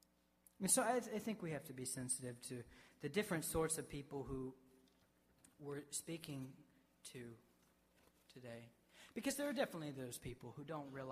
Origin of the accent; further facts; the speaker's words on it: the South, United States; I grew up in the South